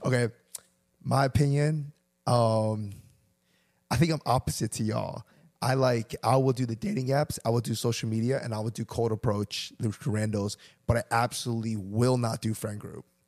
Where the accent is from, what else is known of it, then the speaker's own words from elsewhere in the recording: Chester, Virginia, United States; we grew up in Chester